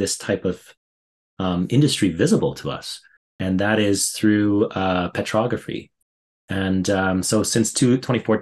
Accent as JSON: {"language": "English", "town": "Fort McMurray", "region": "Alberta", "country": "Canada", "tie": "born or raised there", "said": "I grew up in Fort McMurray"}